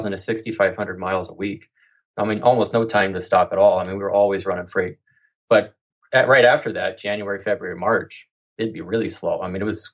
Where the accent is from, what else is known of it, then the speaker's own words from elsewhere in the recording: Midwest, United States; moved away as an adult; also born or lived in Central Oregon; We're from the Midwest